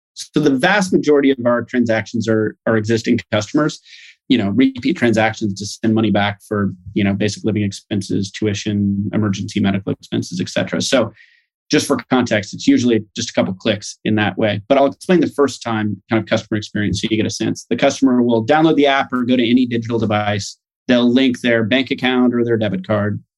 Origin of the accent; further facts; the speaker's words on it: Boise, Idaho, United States; moved away as an adult; also born or lived in United Kingdom / Nairobi, Kenya; I grew up in Boise